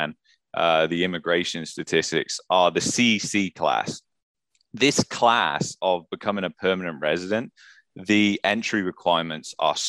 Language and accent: English; England, United Kingdom; now in Canada; I'm an immigrant. I come from England